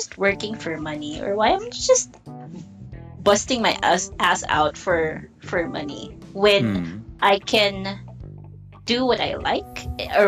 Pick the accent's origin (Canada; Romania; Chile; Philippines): Philippines; Bicol Region; moved away as an adult; now in Metro Manila, Philippines; I'm new here in the metro because I'm a probinsyana, so I'm from Bicol